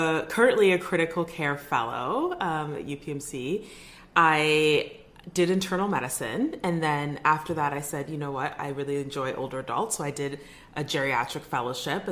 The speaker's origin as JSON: {"language": "English", "town": "Edmonton", "region": "Alberta", "country": "Canada", "tie": "born or raised there", "moved": "yes", "said": "I'm from Edinburgh. I was born in Edmonton."}